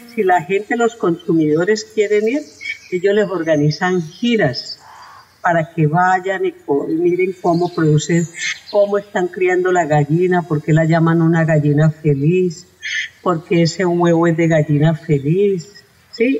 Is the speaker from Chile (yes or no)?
no; Colombia; somos colombianos